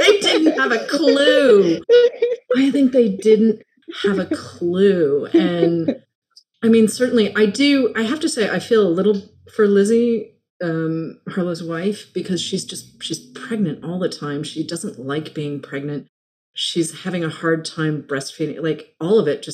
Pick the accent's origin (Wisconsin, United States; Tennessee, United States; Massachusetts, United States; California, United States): Massachusetts, United States; moved away; also born or lived in Los Angeles / New York; I grew up in Massachusetts